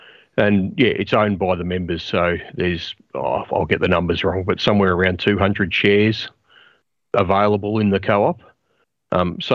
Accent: Gippsland, Victoria, Australia; Growing up in Gippsland, I was lucky enough to go to school with guys who had properties

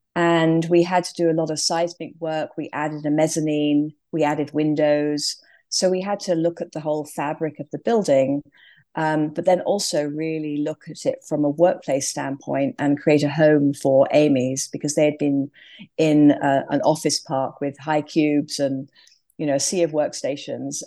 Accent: England, United Kingdom; moved away as an adult; also born or lived in London; now in California, United States; clearly from my accent, I started in England

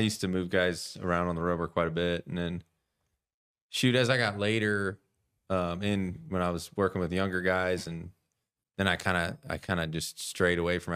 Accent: California, United States; moved away as an adult; also born or lived in New Mexico / St. Joseph, Missouri; I grew up in California, so I played baseball in California

